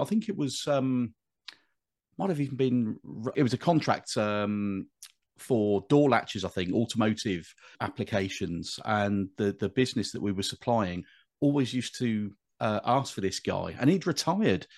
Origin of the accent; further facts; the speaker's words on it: Bristol, South West England, United Kingdom; moved away as an adult; now in Birmingham, United Kingdom; I'm not a Brummy by birth. I, I grew up in in Bristol, but I, have lived here since uh, 1997.